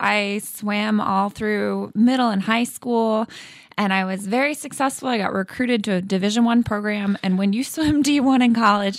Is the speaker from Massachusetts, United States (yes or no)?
yes; Massachusetts, United States; who is my swim coach at Greenwood Swim Club when I was growing up in Central Mass. And he's always such an inspiration. And we trained at Quinsigamond Community College.